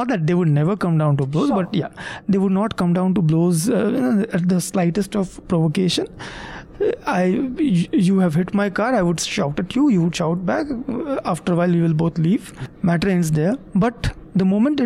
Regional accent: Kolkata, West Bengal, India; I have been born and brought up in Calcutta

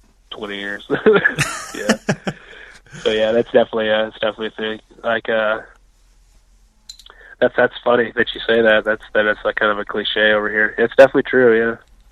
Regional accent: Colville, Washington, United States; I was born in Colville, Washington, which is a town about 80 miles north of here. It's a small logging town.

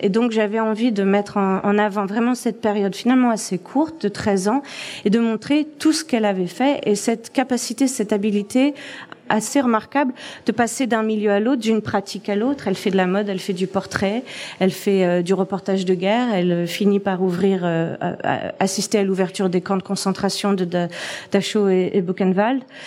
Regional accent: France; moved away as an adult; now in Toronto, Canada; je suis française. Euh, ça fait 15 ans que je vis à Toronto

